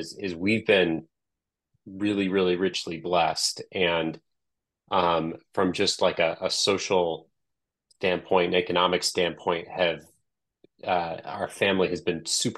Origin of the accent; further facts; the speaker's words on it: Des Moines, Iowa, United States; Growing up in Des Moines